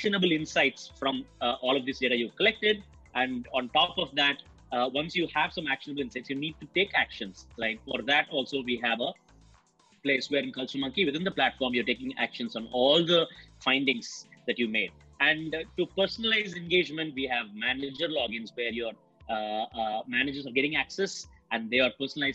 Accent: Chennai, Tamil Nadu, India; I'm a typical Chennai

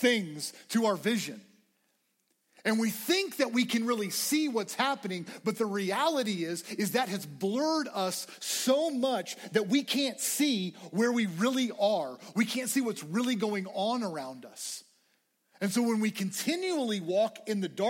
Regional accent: Lubbock, Texas, United States; I grew up in Lubbock. I love Lubbock.

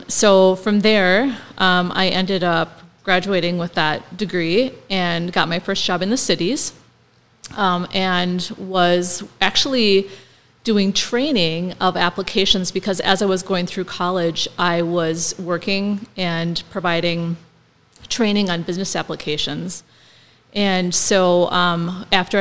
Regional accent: Milan, Minnesota, United States; moved away as an adult; I'm originally from Milan, Minnesota, which is southwest of Wilmer, about 40 minutes away, and very small town, 427 people when I lived there.

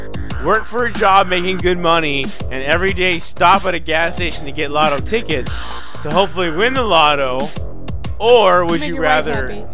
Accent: United States; I'm already American

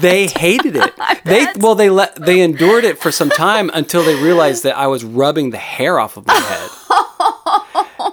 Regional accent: San Diego, California, United States; also born or lived in Dallas, Texas; when I was seven, I moved to Southern California

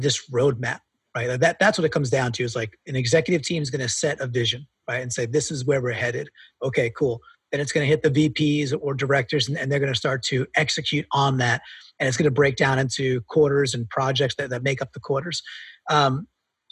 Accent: New York, United States; I'm a New Yorker

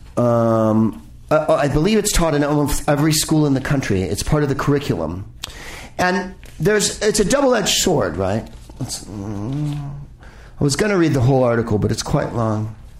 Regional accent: San Francisco, California, United States; a congresswoman from my district that I lived in when I lived in San Francisco

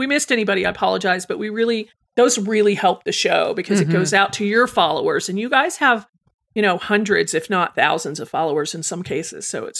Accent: England, United Kingdom; I'm 16 years old and I'm from England.

